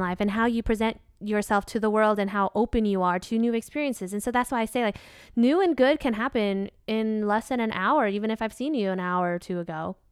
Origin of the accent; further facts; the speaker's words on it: Vietnam; accent: country twang of Vietnam (southern); my accent, if we have any Vietnamese listeners, they'll recognize that I have what's called, uh, the country twang of Vietnam